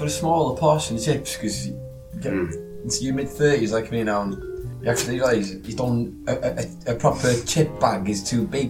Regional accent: Welsh, Wales, United Kingdom

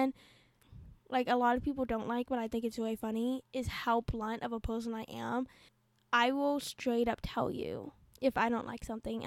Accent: Florida, United States; I was born and raised in Florida.

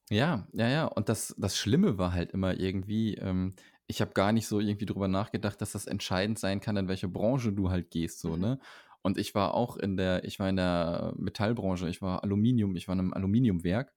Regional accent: Arnsberg, North Rhine-Westphalia, Germany; moved away; Ich weiß nicht, kennst du Arnsberg?

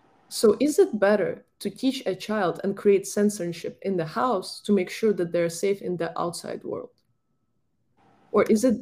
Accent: Ukraine; moved away; my home country, Ukraine

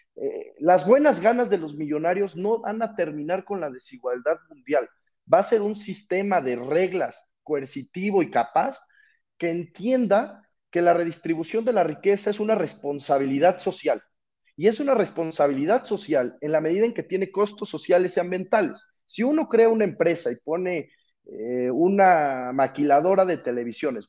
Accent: Mexico; nuestro país

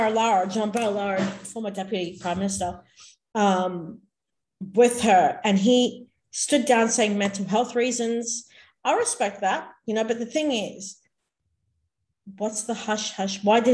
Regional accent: Australia; us, the Australian public

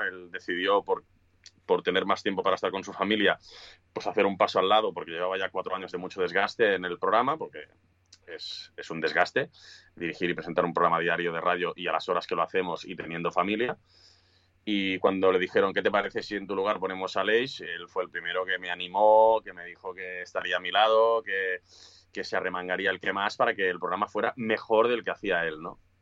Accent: Sabadell, Catalonia, Spain; also born or lived in Cinctorres; somos muchos de Sabadell

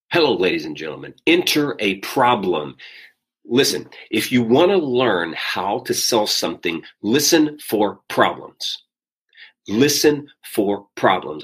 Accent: South Arkansas, United States; moved away; I'm from South Arkansas

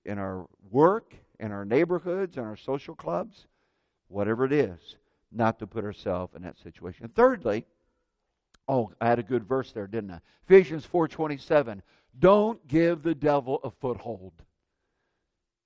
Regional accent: Indiana, United States; when I was a kid growing up in Indiana

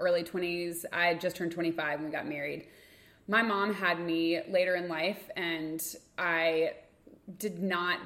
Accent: Lexington, United States; moved away; we were in Lexington, my hometown

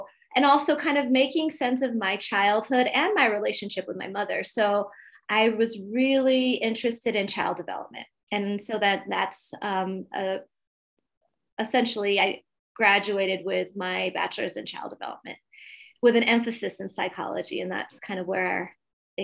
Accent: Montebello, California, United States; now in Colorado Springs, United States; I grew up in Montebello, California, which is East Los Angeles. And right now I am living in Colorado Springs

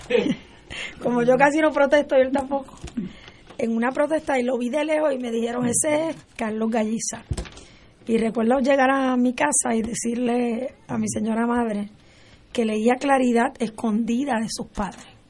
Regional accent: Puerto Rico; para mí como puertorriqueña

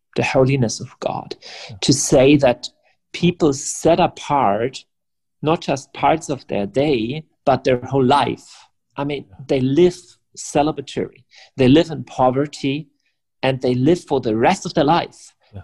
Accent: Germany; English is a second language; I'm from Germany.

